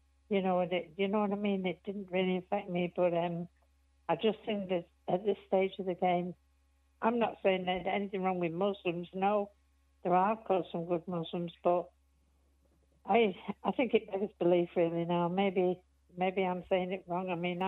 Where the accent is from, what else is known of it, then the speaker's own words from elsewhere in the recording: England, United Kingdom; moved away as an adult; now in Ireland; I'm from England, but I've been over here for 25 years.